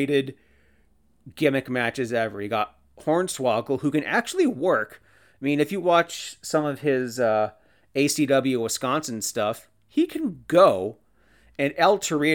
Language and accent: English; Canada; I'm Canadian.